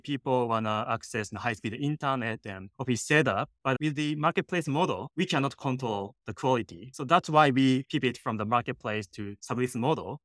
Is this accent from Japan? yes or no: yes; Japan; English is a second language; moved away as an adult; now in San Francisco, United States; I'm originally from Japan and came to San Francisco. I didn't have friends. I didn't have money. Mm-hmm. I didn't speak English